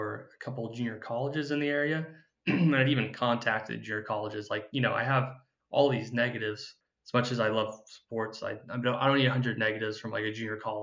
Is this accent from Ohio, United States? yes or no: no; Paradise, California, United States; I'm from Paradise originally, and that was a town that got wiped out in the campfire in 2018